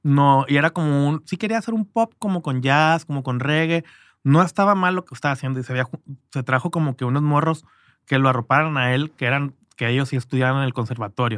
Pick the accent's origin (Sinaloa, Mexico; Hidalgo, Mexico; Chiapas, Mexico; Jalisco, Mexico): Sinaloa, Mexico; Culiacán; moved away; also born or lived in Canada; yo me fui muy temprano de Culiacán